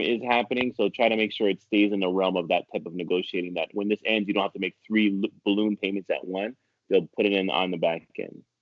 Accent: Ottawa, Ontario, Canada; moved away as an adult; now in New York, United States; I've been living in New York since the late 90s, but yes, I'm from Ottawa, Ontario, Canada.

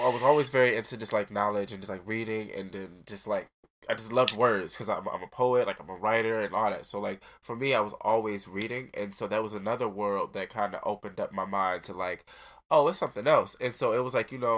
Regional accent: Detroit, Michigan, United States; I grew up on Joe Road and Evergreen

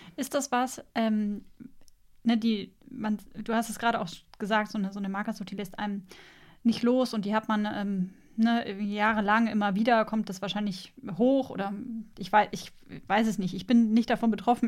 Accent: Bavaria, Germany; ich bin in Bayern aufgewachsen.

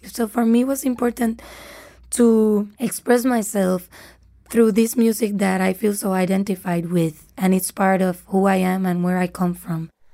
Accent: Puerto Rico; I'm from Puerto Rico

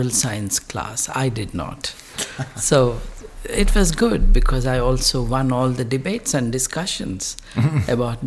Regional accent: Hyderabad, Telangana, India; first language Telugu; English is a second language; I'm in Hyderabad, south central India. The region speaks three languages. The most important language is Telugu, which is my mother tongue. Telugu also is the bridge between the North Indian and South Indian cultures as well. So that's where I come from

